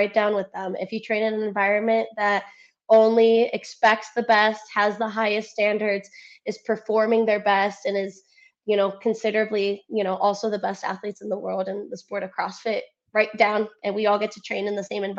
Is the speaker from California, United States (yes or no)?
no; Cleveland, Ohio, United States; accent: Cleveland; first language Spanish; English is a second language; moved away as an adult; now in Naples, United States; I still have my Cleveland roots, though. My Cleveland accent comes out every now and then.